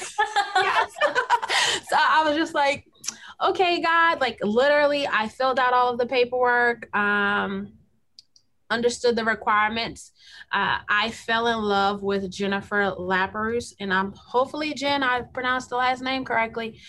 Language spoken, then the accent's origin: English; Kenner, Louisiana, United States; I was born and raised in the South Side of Kenner